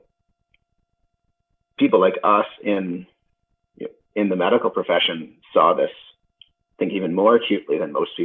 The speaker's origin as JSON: {"language": "English", "town": "London", "region": "Ontario", "country": "Canada", "tie": "born or raised there", "said": "I was born in London, Ontario."}